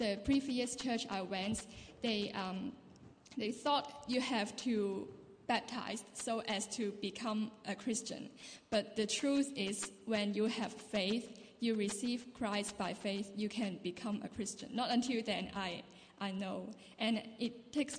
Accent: Hong Kong; moved away as an adult; now in Dundee, United Kingdom; I'm from Hong Kong and I'm doing an exchange program in Dundee Uni

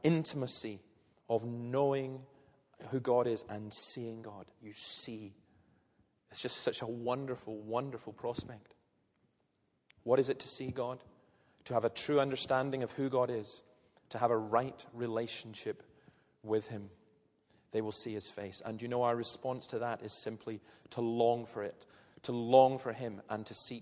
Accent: Scotland, United Kingdom; I'm Scottish

